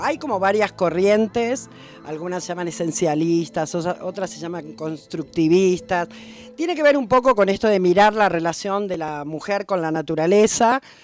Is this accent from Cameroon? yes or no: no; Buenos Aires, Argentina; accent: porteño; moved away as an adult; now in Catamarca, Argentina; Sí, soy de Buenos Aires, claramente porteña, en mi, en mi acento y en mis ritmos.